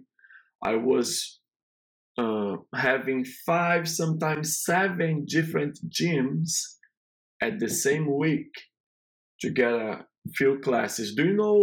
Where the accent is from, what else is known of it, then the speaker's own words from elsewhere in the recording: Rio de Janeiro, Brazil; English is a second language; moved away as an adult; also born or lived in Boston, United States; now in Atlanta, United States; I'm from Brazil in an area in Rio de Janeiro that is an area very complicated with situation because a lot of favelas